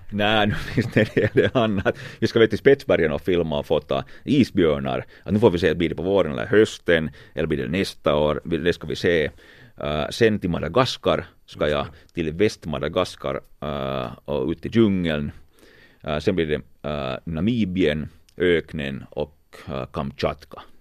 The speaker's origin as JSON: {"language": "Swedish", "country": "Finland", "said": "vi är från Finland"}